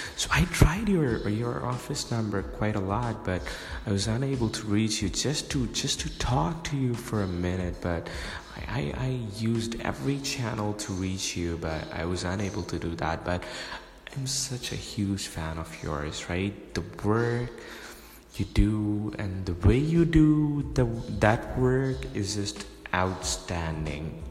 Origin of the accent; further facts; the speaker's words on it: Pakistan; I'm from Pakistan, Asia